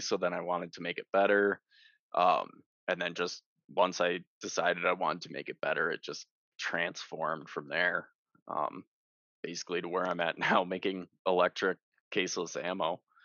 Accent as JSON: {"language": "English", "region": "Wisconsin", "country": "United States", "tie": "born or raised there", "said": "I grew up in Wisconsin"}